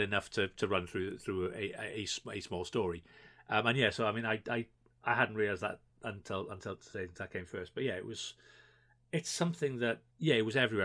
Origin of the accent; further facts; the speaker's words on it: Wales, United Kingdom; obviously we're Welsh